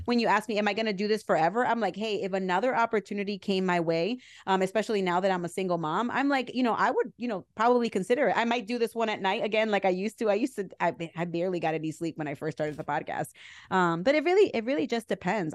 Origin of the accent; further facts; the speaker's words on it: New Jersey, United States; I'm from Jersey